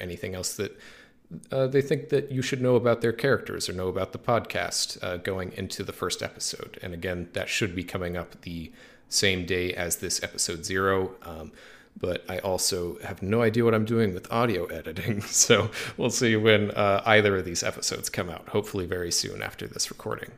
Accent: Springfield, Missouri, United States; we're all originally from Springfield, Missouri

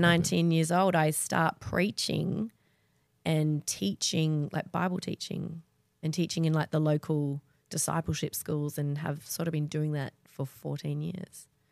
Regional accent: Perth, Western Australia, Australia; moved away as an adult; also born or lived in Sydney; I grew up in Perth.

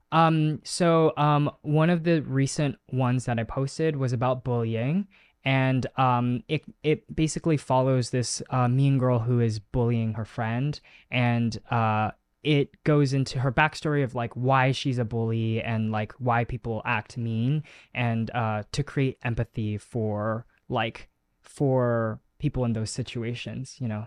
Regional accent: United States; first language Chinese; English is a second language; I spoke Chinese was my first language and I lost it as I grew up because you are here in America

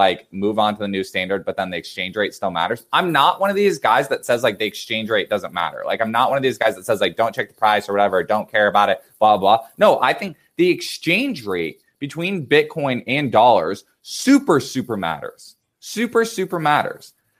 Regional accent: United States; as an American

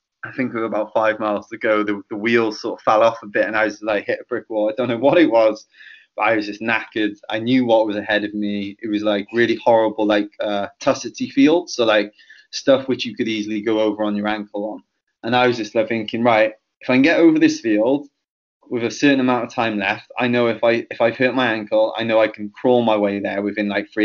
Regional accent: Penarth, Wales, United Kingdom; my hometown of Penarth

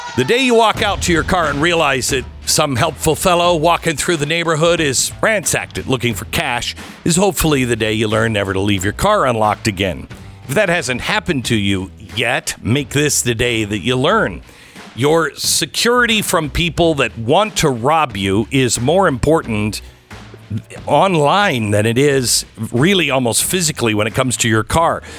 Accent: Seattle, Washington, United States; now in Texas, United States; growing up in Seattle

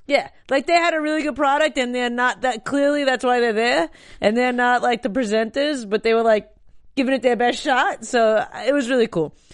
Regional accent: New York, United States; I'm a New Yorker as well

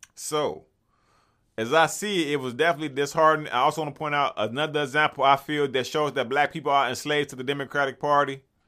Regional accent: Chicago, Illinois, United States; I'm from Chicago.

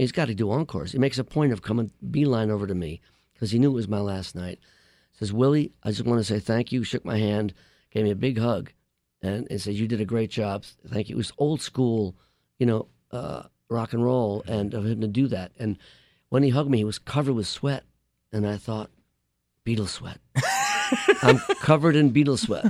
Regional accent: Buffalo, New York, United States; moved away; also born or lived in East Village, New York City; I was born in Buffalo, New York

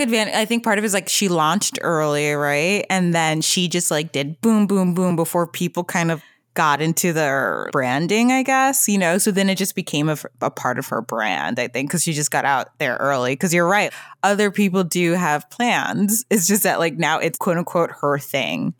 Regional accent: United States; a first generation American

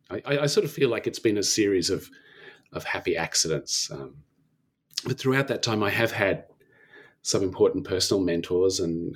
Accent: Canberra, Australian Capital Territory, Australia; And so I returned to Canberra, back to my hometown from Sydney, and enrolled in Indonesian at the Australian National University.

